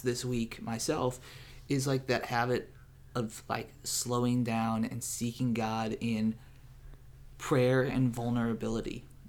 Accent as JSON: {"language": "English", "town": "St. Louis", "region": "Missouri", "country": "United States", "said": "I'm from the Midwest, from Saint Louis, Missouri"}